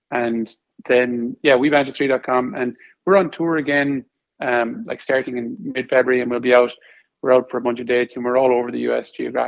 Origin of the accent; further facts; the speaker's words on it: Ireland; moved away; I'm Irish.